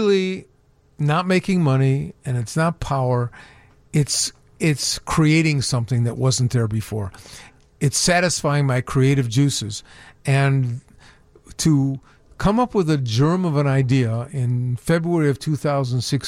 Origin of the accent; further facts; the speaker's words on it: Chicago, Illinois, United States; I grew up on the north side of Chicago in an area called West Rogers Park.